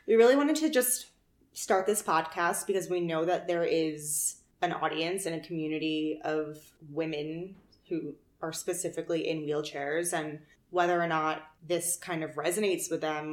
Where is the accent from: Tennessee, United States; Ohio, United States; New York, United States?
New York, United States; moved away as an adult; now in Phoenix, United States; I'm from New York, like Christina said, right outside of the city. I grew up.